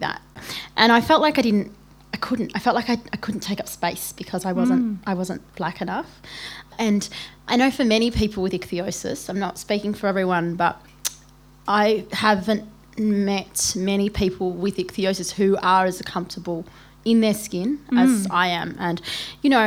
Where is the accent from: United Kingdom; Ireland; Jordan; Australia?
Australia; Melbourne, Victoria; I'm from Melbourne